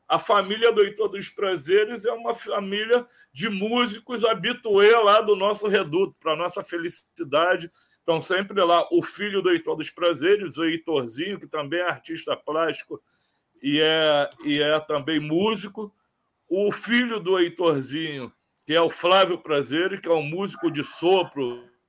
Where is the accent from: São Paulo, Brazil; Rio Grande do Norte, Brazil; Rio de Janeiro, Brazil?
Rio de Janeiro, Brazil; Eu, eu sou cria do Morro do Tuiti